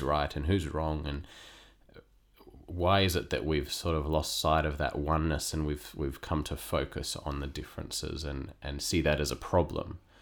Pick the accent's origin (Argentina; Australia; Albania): Australia; Perth, Western Australia; moved away as an adult; now in Sydney, Australia; I was born and raised in Western Australia